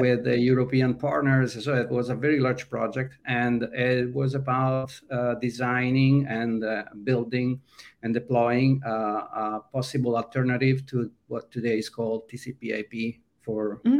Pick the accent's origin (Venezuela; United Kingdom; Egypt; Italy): Italy; moved away as an adult; now in California, United States; i was running a software house that then became a web agency in my hometown and at that time in the mid 90s wasn't really difficult to find clients in uh, mid-sized towns in italy